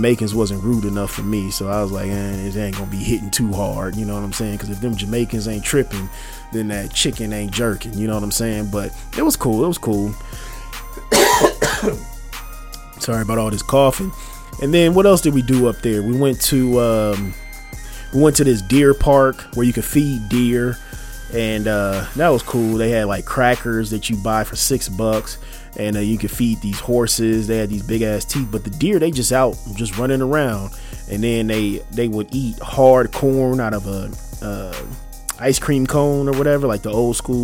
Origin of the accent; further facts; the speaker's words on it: United States; I am an American